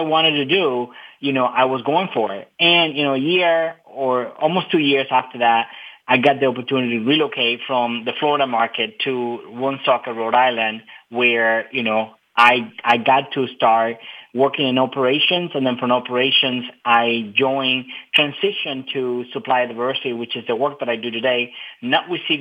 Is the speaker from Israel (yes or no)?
no; Cuba; now in United States; I was pretty much born and raised in Cuba. I immigrated in 1998 to the United States.